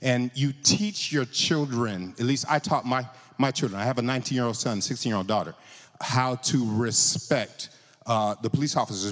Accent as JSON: {"language": "English", "region": "California", "country": "United States", "tie": "born or raised there", "said": "I grew up in California"}